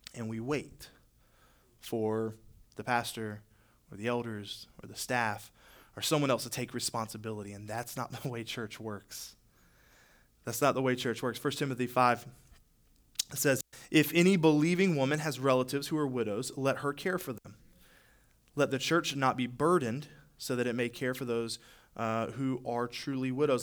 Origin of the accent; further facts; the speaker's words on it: Charlotte, North Carolina, United States; moved away as an adult; now in Greenwood, United States; I'm originally from the Charlotte area